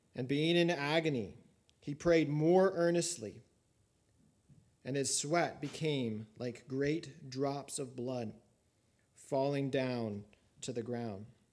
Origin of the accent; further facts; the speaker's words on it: Colorado, United States; when I was a, a child growing up in Colorado